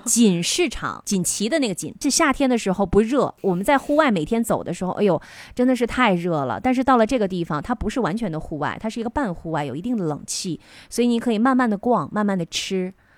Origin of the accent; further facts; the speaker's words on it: China; 我们中国人吃到的这个腐竹皮